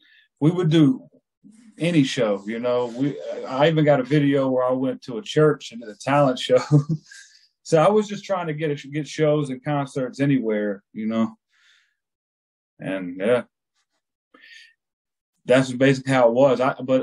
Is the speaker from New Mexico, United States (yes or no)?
no; Columbia, South Carolina, United States; I'm originally from Columbia, South Carolina.